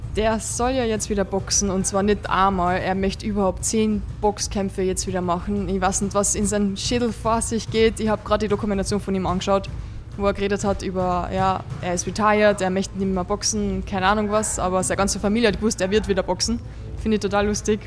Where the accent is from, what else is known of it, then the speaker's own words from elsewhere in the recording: Vienna, Austria; bei uns in Wien